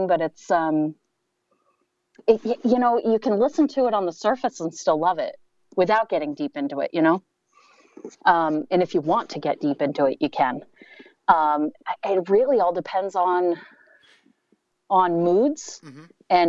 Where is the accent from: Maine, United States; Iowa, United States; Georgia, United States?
Maine, United States; moved away as an adult; also born or lived in Minnesota; I grew up in Maine